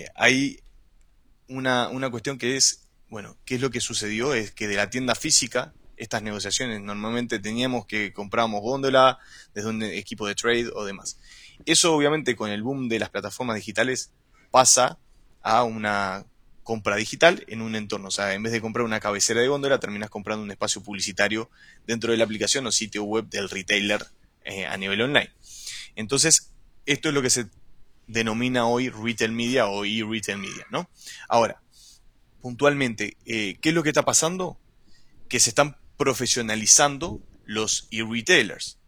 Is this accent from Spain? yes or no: no; Uruguay; moved away as an adult; now in Chile; Soy uruguayo. Actualmente vivo en Chile hace más de seis años